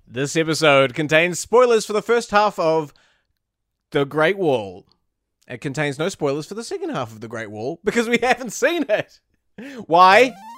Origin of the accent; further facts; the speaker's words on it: New Zealand; where I'm from New Zealand